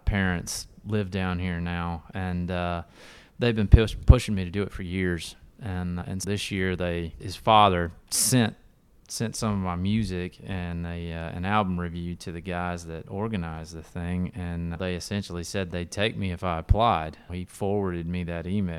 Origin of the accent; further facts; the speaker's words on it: Bainbridge, Georgia, United States; moved away as an adult; also born or lived in Tallahassee, Florida / Athens, Georgia / Atlanta, Georgia / Denver, Colorado; now in Nashville, United States; I was born in Tallahassee, Florida, but my parents at the time were living in Bainbridge, Georgia